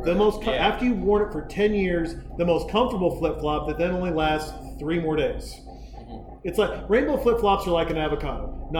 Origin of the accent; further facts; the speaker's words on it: Montana, United States; I'm from Montana.